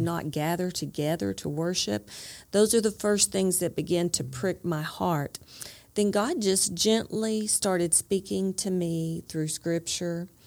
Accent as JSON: {"language": "English", "town": "Dallas", "region": "Texas", "country": "United States", "tie": "born or raised there", "also_born_or_lived": "Hope, Arkansas", "said": "I grew up in Dallas"}